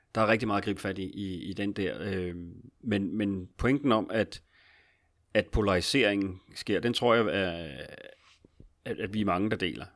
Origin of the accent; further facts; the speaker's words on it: Capital Region of Denmark, Denmark; Nu er jeg jo også fra Region Hovedstaden